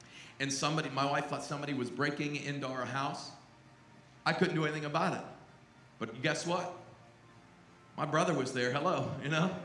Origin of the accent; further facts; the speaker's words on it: Pittsburgh, Pennsylvania, United States; I grew up in and around Pittsburgh